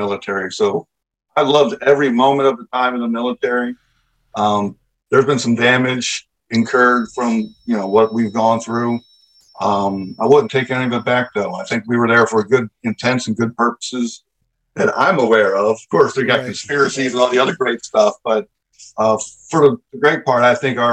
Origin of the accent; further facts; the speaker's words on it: Baltimore, Maryland, United States; I grew up in Baltimore